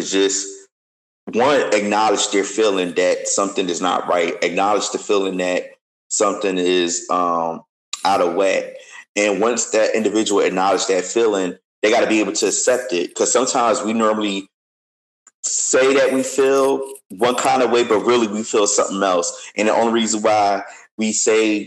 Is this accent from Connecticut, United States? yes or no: no; Philadelphia, Pennsylvania, United States; was 15 years old, growing up in Philly